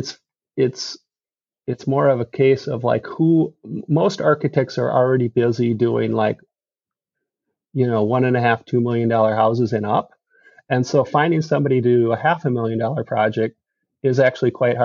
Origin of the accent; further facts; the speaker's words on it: Midwest, United States; I grew up in the Midwest